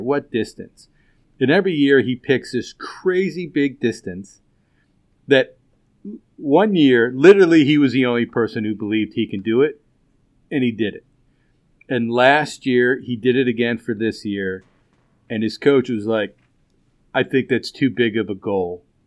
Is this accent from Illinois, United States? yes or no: yes; Chicago, Illinois, United States; moved away; Chicago's my hometown. I lived there for a long time